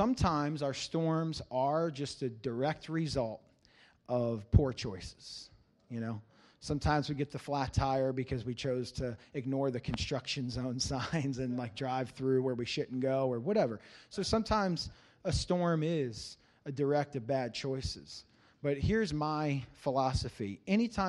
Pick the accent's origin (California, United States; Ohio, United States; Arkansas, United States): Ohio, United States; Cincinnati; I grew up in Cincinnati, Ohio.